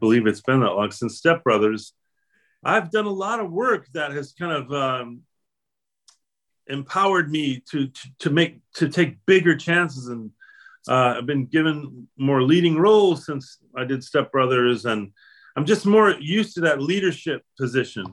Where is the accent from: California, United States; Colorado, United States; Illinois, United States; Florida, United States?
Illinois, United States; Chicago; I'm Irish American. I'm from Chicago